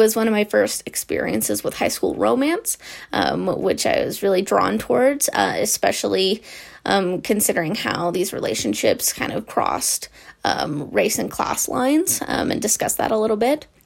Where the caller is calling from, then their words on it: Provo, Utah, United States; I'm calling from Provo, Utah.